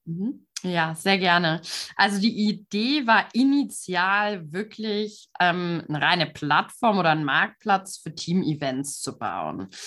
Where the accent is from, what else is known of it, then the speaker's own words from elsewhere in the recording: Frankfurt, Hesse, Germany; moved away as an adult; also born or lived in Münsterland; ich bin auch aufgewachsen hier in der Frankfurter Region